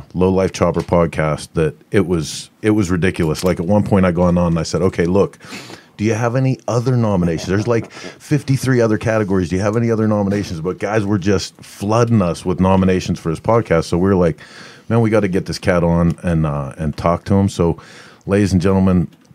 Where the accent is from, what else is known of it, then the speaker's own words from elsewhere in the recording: Pittsburgh, Pennsylvania, United States; we're saying that from Pittsburgh